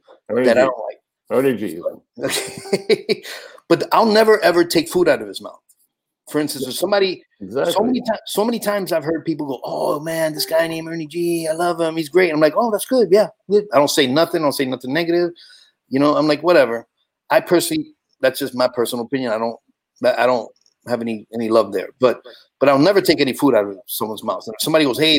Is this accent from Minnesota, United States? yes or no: no; New York City, New York, United States; when I was a kid in the Bronx, growing up in the Bronx